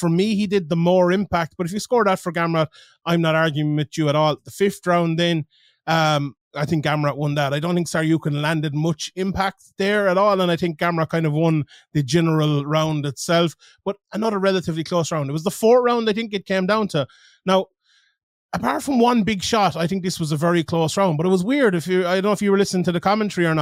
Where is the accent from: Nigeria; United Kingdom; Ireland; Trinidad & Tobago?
Ireland; Limerick, Munster; I'm from Limerick